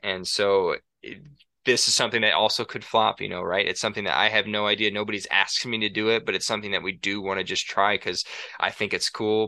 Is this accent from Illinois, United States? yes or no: yes; Rockford, Illinois, United States; moved away as an adult; also born or lived in La Crosse, Wisconsin; now in Montana, United States; I grew up in Rockford, Illinois, lived there for eighteen years until I went to college in La Crosse, Wisconsin for five years, and now I live in Montana.